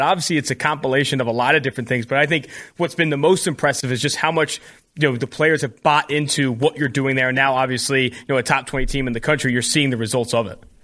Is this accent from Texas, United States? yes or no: no; California, United States; I'm from California.